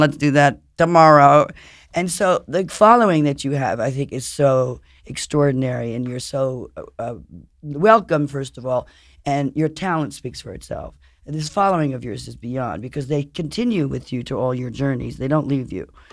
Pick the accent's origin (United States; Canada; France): France; Paris, Île-de-France; moved away; I grew up in Paris and I spent a lot of time in Europe